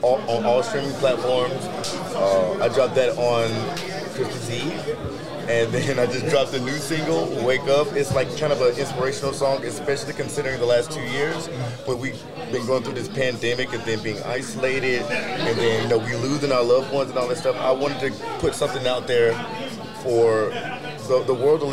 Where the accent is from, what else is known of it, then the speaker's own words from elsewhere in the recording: Birmingham, Alabama, United States; moved away as an adult; also born or lived in Cleveland, Ohio / Aurora, Ohio; I grew up in the church. I'm from, like, Birmingham. I'm from the South